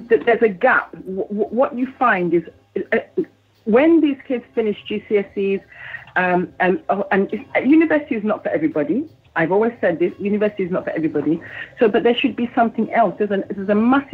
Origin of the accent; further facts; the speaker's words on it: London, United Kingdom; I grew up in East London